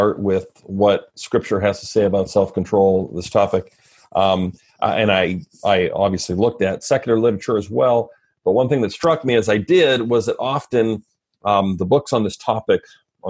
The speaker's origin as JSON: {"language": "English", "town": "Red Deer", "region": "Alberta", "country": "Canada", "tie": "born or raised there", "also_born_or_lived": "Fort McMurray, Alberta", "moved": "as an adult", "lives_now": "Vancouver, Washington, United States", "said": "I'm Canadian. So I grew up in first Fort McMurray, which is northern Alberta, and then central Alberta in a town called Red Deer"}